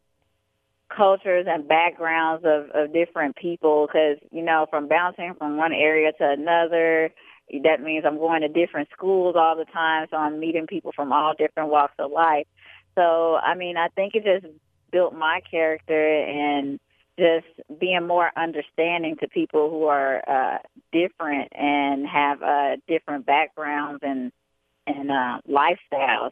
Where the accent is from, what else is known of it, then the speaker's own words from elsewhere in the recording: Chicago, Illinois, United States; also born or lived in Atlantic City, New Jersey / Bronx, New York; I was born in Atlantic City, New Jersey, but I was raised in Chicago, Illinois, and I come from a military background.